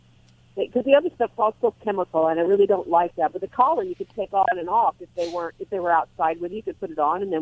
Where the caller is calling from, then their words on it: Sunriver, Oregon, United States; I am calling from Sun River, Oregon.